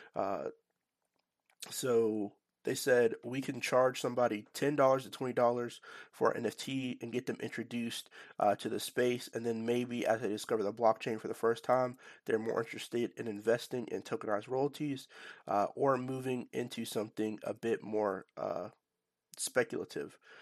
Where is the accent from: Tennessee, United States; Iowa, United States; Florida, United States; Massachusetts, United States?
Tennessee, United States; Nashville; based in my hometown of, uh, Nashville, Tennessee